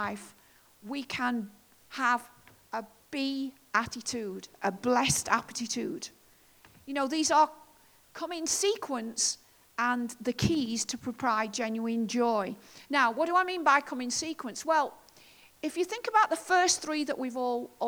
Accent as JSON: {"language": "English", "country": "United Kingdom", "said": "us as British people"}